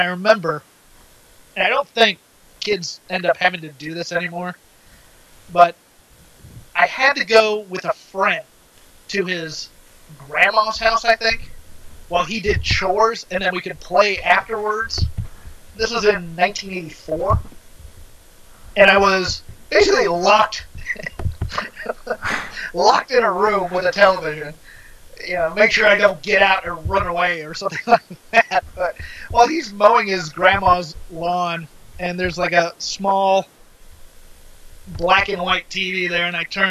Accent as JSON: {"language": "English", "town": "Newport News", "region": "Virginia", "country": "United States", "tie": "born or raised there", "said": "All right. I grew up in Newport News, Virginia. Rather toddling town."}